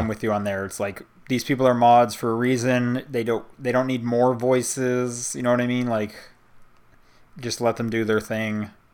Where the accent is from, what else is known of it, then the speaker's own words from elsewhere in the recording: United States; I'm from America